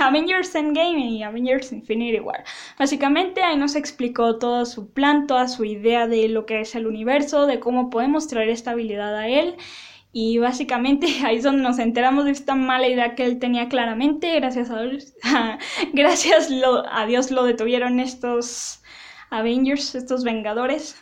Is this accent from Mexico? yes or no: yes; Mexico; yo lo digo en español porque soy mexicana